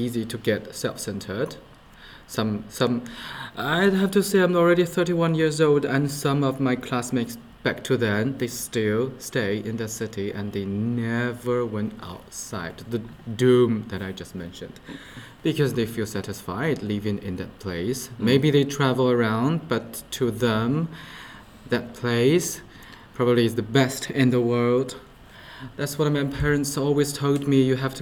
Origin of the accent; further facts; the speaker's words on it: Xianyang, Shaanxi, China; Xi'an and my hometown Xianyang, it used to be two different cities.